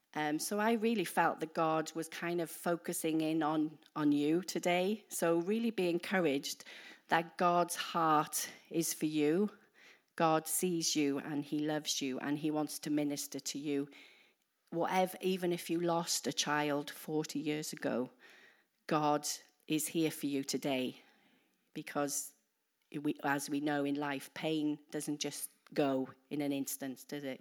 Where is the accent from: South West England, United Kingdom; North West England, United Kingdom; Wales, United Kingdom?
Wales, United Kingdom; moved away as an adult; now in New Zealand; we're from the U K. We're particularly, we're from Wales. So if, I don't know if you can understand my accent.